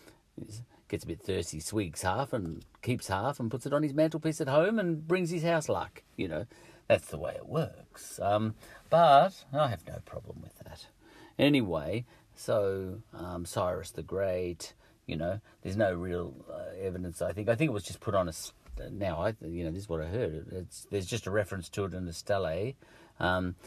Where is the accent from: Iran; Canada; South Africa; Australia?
Australia; also born or lived in England; I'm an Aussie